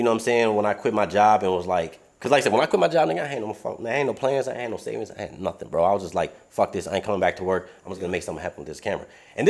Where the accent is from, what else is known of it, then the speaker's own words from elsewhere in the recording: Detroit, Michigan, United States; moved away as an adult; I'm from Southwest Detroit